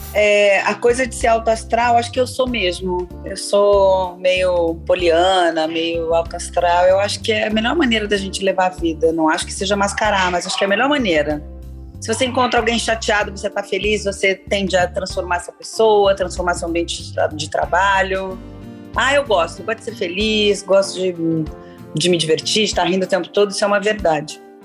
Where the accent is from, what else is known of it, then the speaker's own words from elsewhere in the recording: São Paulo, Brazil; eu sou paulista